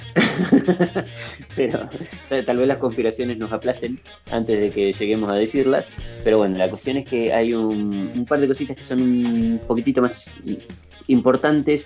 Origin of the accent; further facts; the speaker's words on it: Argentina; nosotros acá como argentinos